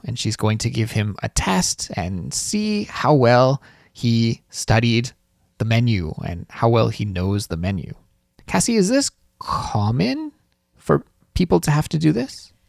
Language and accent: English; Canada; As a Canadian, I have a social insurance number.